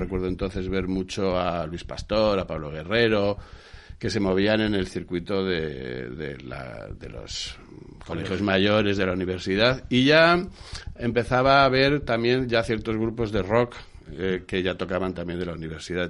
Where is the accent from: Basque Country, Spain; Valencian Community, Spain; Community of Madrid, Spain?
Community of Madrid, Spain; Madrid; also born or lived in Burgos / Western Sahara; Nací en Burgos, efectivamente, pero de pequeño mi padre es militar, era, porque murió. Eh, de pequeño ya nos trasladamos a vivir a Madrid